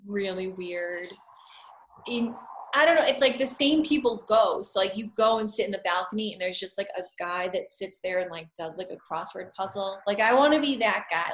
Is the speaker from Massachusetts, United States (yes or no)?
yes; Shrewsbury, Massachusetts, United States; also born or lived in Phoenix / Boston / New York; now in Worcester, United States; I grew up in Shrewsbury, and I lived all over. Like, I lived in Phoenix, and then Boston, and New York